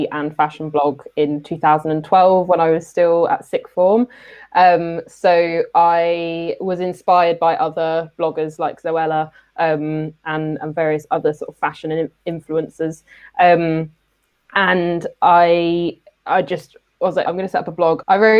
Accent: Milton Keynes, South East England, United Kingdom; also born or lived in Birmingham; I was born and raised in Milton Keynes.

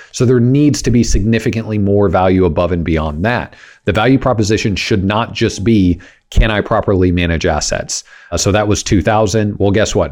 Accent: Kansas, United States; now in Texas, United States; growing up in Kansas

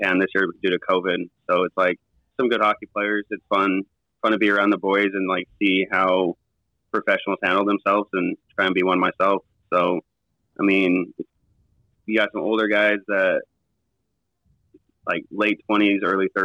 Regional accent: Utah, United States; grew up in Utah

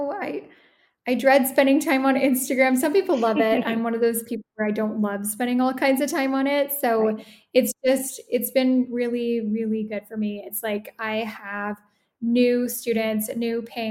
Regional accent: Toronto, Ontario, Canada; moved away as an adult; now in Italy; So I am Canadian. I'm originally from the Toronto area. I currently live in Italy

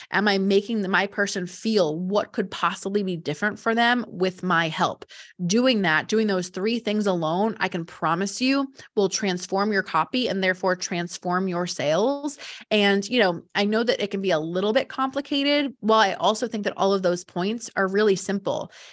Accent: New Jersey, United States; I'm from Jersey

